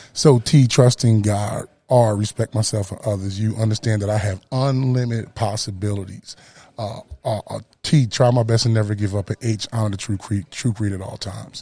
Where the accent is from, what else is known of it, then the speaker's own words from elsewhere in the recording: Camden, New Jersey, United States; moved away as an adult; also born or lived in Dallas, Texas / North Carolina; I'm from Camden, New Jersey, born and bred, you know, East Coast boy till